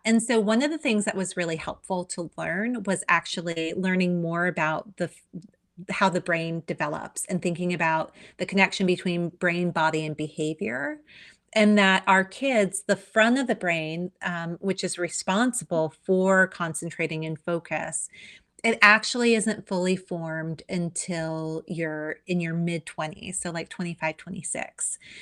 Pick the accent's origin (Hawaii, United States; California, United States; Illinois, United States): Hawaii, United States; I am native Hawaiian